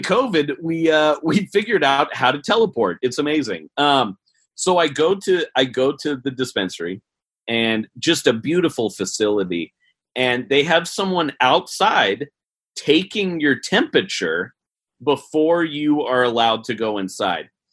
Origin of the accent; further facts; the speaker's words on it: Portland, Oregon, United States; my hometown basketball team, the Portland Trailblazers